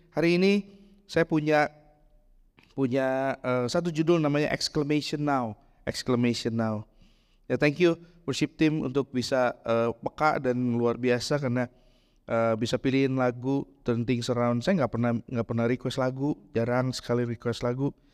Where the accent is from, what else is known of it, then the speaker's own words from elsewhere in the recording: Bandung, West Java, Indonesia; di tempat saya besar di Bandung kita bikin di Cibadak hari ini bikin ntar sore udah jadi.